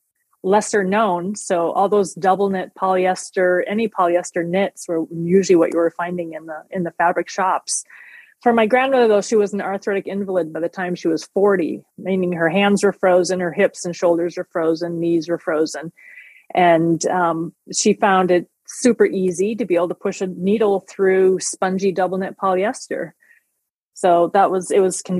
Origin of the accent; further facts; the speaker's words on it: Minnesota, United States; I grew up on a farm in Minnesota